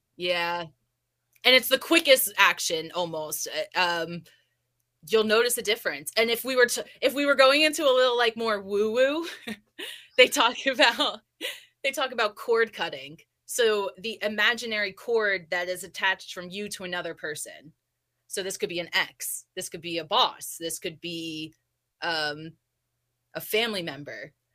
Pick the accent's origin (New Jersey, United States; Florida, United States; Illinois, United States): New Jersey, United States; moved away; also born or lived in California; I'm from Jersey